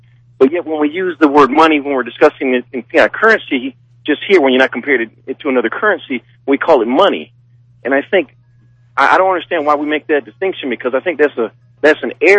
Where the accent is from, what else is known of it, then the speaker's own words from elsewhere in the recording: Germany; now in United States; when I became a United States citizen, I'm actually born from Germany